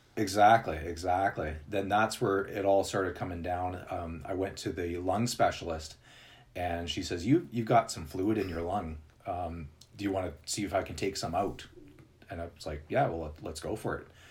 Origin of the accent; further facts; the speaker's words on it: Winnipeg, Manitoba, Canada; moved away as an adult; also born or lived in British Columbia; now in Calgary, Canada; I'm actually originally from Winnipeg. Okay. Uh, which is in this the center of Canada, and then I moved to BC